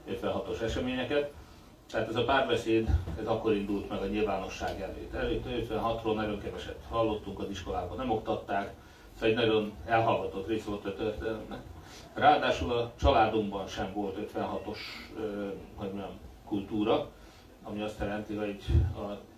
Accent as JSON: {"language": "Hungarian", "country": "Hungary", "tie": "born or raised there", "said": "én a 80-as években nőttem föl, 72-es születésűként, 18 éves voltam, amikor rendszerváltás volt Magyarországon"}